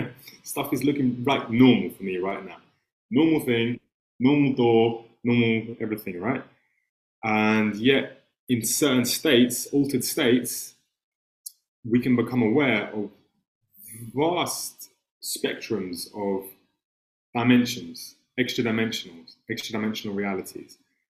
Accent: England, United Kingdom; accent: English; like we have English accents, we grew up in England at this time.

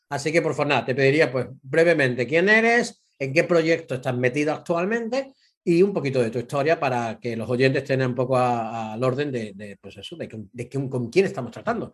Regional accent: Spain; moved away; also born or lived in England

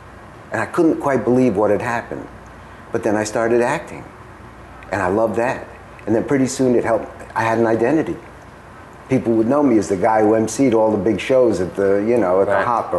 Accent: Stuttgart, Baden-Württemberg, Germany; born there; I was born in Stuttgart, and basically, I grew up

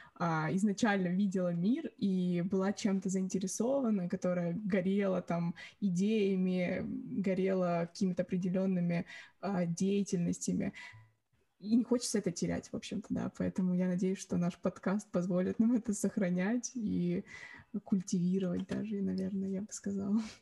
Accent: Orekhovo-Zuyevo, Moscow Oblast, Russia; now in London, United Kingdom; я из города Орехово-Зуево.

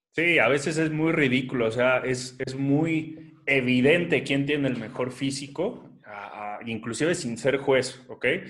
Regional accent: Mexico; aquí en mi país

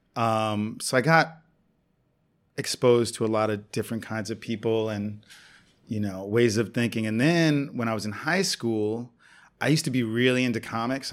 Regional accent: New York City, New York, United States; also born or lived in San Juan, Puerto Rico / Brooklyn, New York; I grew up in New York City

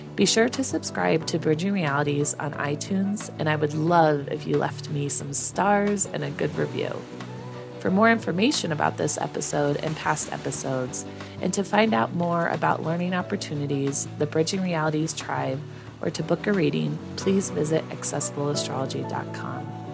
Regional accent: Colorado, United States; grew up in Colorado, had no relationship to this land

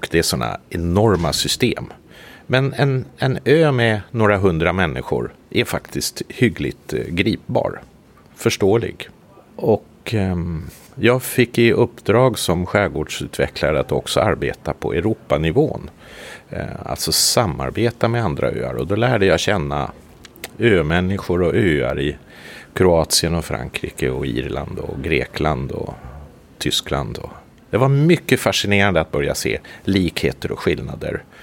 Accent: Sweden; now in Kökar, Finland; Min fru är från Kökar. Jag är ursprungligen svensk. Men vi flyttade till Kökar för 15 år sedan.

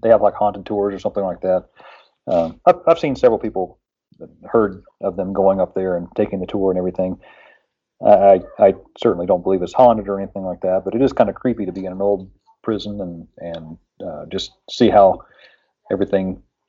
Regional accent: Point Pleasant, West Virginia, United States; I'm from Point Pleasant, West Virginia

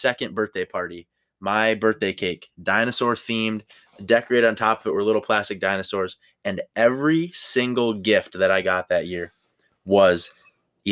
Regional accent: Minnesota, United States; I'm from Minnesota

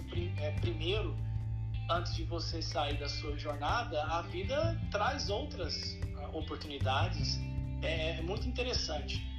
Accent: Uberlândia, Minas Gerais, Brazil; mudamos para uma cidade em Minas Gerais, no Triângulo Mineiro, chamada Uberlândia, que é a minha casa, é onde eu cresci, fui para escola, formei e virei um profissional da área de publicidade e propaganda.

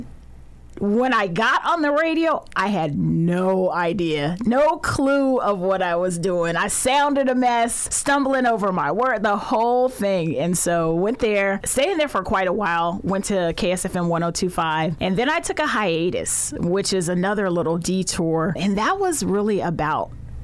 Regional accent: Sacramento, California, United States; I was born and raised right here in Sacramento, went to Luther Burbank High School, very proud to be a native Sacramentan.

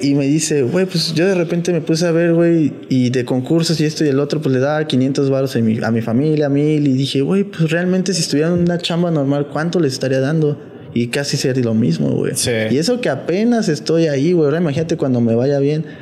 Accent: Mexico; also born or lived in United States; como mexicanos

